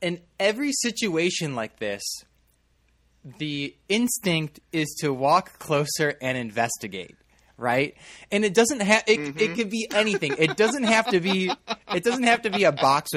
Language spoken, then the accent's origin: English; Chicago suburbs, Illinois, United States; growing up in the Chicago suburbs